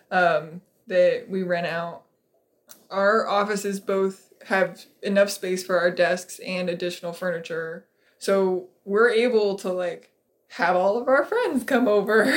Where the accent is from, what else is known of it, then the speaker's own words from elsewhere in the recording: Colorado, United States; moved away; I grew up in Colorado, where you have the Rockies